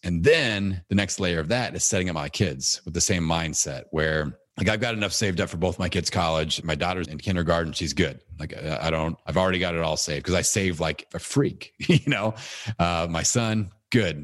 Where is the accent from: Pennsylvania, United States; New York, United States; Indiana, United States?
Indiana, United States; Bloomington; It's in Bloomington, Indiana, my hometown